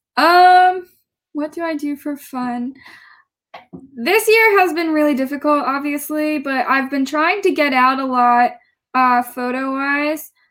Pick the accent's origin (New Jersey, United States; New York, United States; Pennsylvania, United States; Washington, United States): New Jersey, United States; I went to uh, Gloucester County Institute of Technology in South Jersey